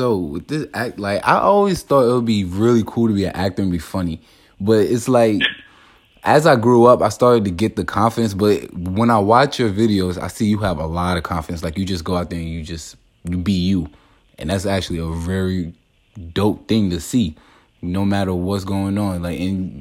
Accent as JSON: {"language": "English", "town": "New York City", "region": "New York", "country": "United States", "moved": "as an adult", "lives_now": "Atlanta, United States", "said": "From Brooklyn, New York, but I moved out here to Atlanta a couple years ago."}